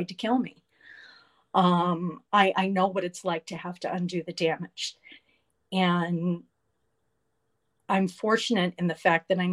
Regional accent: Atlanta, Georgia, United States; I grew up in Atlanta during a time of great change

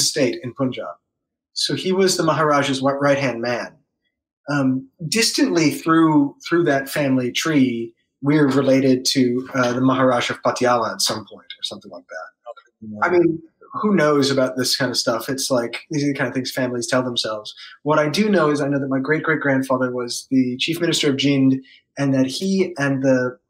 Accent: New York City, New York, United States; moved away as an adult; also born or lived in Baltimore / Jersey City / Brooklyn; now in New Orleans, United States; I grew up in Manhattan

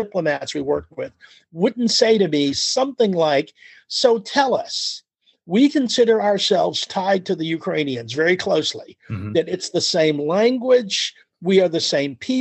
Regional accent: United States; also born or lived in California; as an American

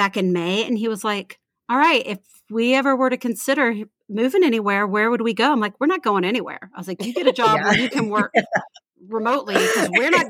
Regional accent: Houston, Texas, United States; moved away as an adult; also born or lived in Austin, United States / Los Angeles, United States; now in Charlottesville, United States; We're from Houston.

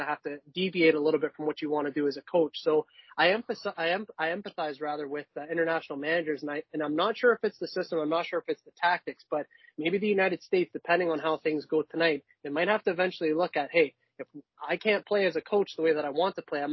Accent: Canada; as a Canadian

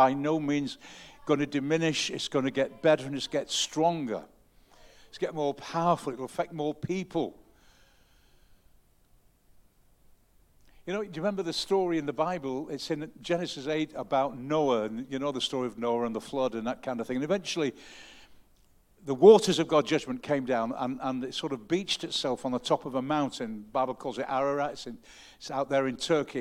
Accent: the North, the north of England, United Kingdom; I'm a Northerner and I don't show my emotions a great deal.

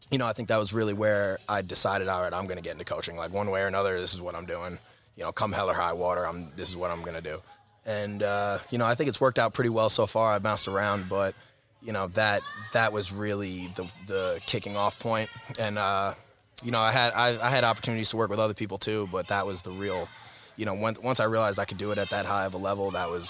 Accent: Greenlawn, New York, United States; I'm from Greenlawn, New York, uh, Harborfield School District, tiny little town in Huntington. Uh, grew up in the Harborfield District

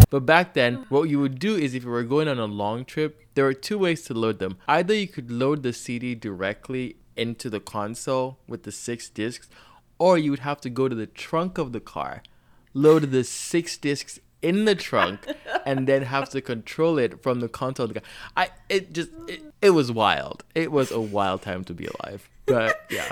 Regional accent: Nigeria; I grew up in Nigeria

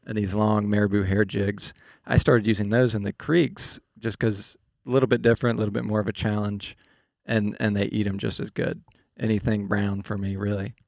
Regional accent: Grand Lake, Oklahoma, United States; we grew up on the Grand Lake in Oklahoma

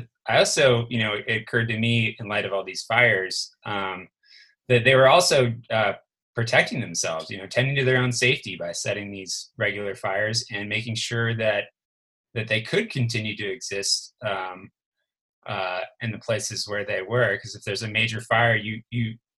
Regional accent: California, United States; moved away as an adult; I left California after high school, and I didn't really ever come back to live.

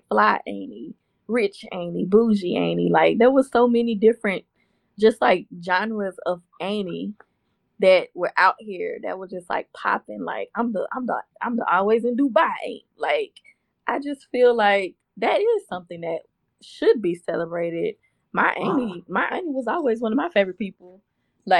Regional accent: Houston, Texas, United States; I'm from Houston. I say auntie. We say auntie

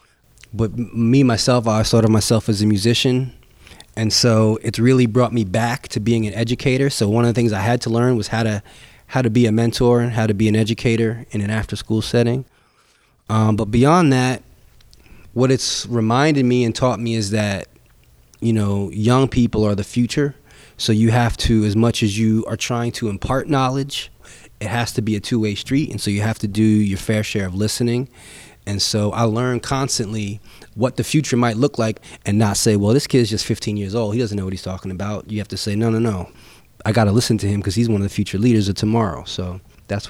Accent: Bay Shore, New York, United States; I was born and raised in Bayshore, New York, which is on Long Island

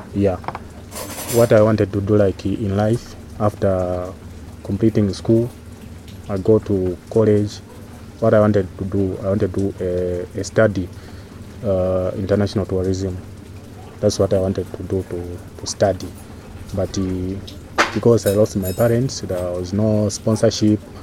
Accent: Livingstone, Southern Province, Zambia; a young man, age 32, coming from the country called Zambia, Southern Africa yeah, specifically in uh, Livingstone

